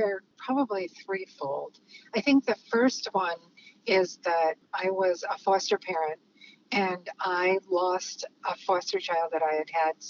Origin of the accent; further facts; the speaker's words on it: Chicago, Illinois, United States; moved away; also born or lived in California; I spent a good bit of my life down in California. And what I witnessed after growing up in Chicago was so different.